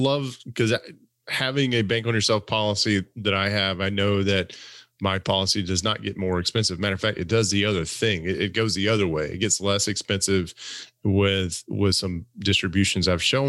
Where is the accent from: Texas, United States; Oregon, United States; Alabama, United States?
Alabama, United States; Wait a minute, I'm from Alabama.